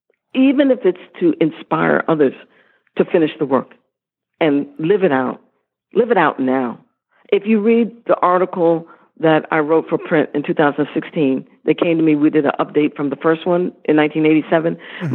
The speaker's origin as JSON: {"language": "English", "country": "Philippines", "said": "When I say that I'm Filipino, it's very clear."}